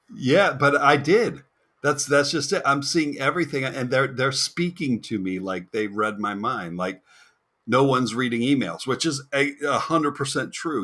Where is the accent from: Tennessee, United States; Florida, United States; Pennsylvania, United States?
Florida, United States; also born or lived in New Jersey; I'm a Florida boy, but I was born in New Jersey and stayed there for six months.